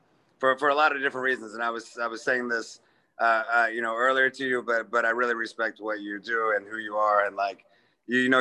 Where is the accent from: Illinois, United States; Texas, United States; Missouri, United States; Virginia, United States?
Missouri, United States; Kansas City; moved away as an adult; also born or lived in Memphis, Tennessee / New York; especially in Kansas City, like, you know, it's your hometown